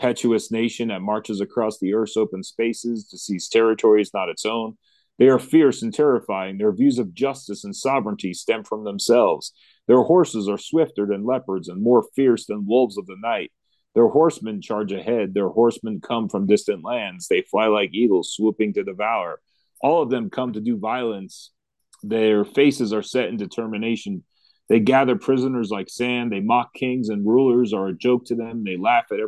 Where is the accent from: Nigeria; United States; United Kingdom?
United States; as American Christians